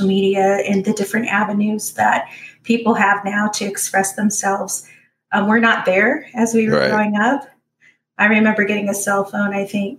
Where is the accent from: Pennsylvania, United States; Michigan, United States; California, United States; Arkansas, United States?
California, United States; Orange County; I grew up in Orange County, in California